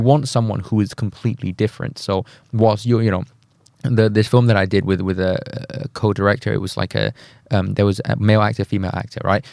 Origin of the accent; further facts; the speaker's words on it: Thailand; moved away; I'm from Thailand, as someone who comes from Southeast Asia